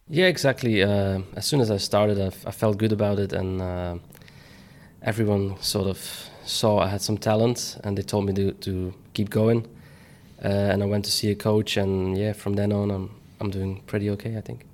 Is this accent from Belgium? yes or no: yes; Belgium; my home country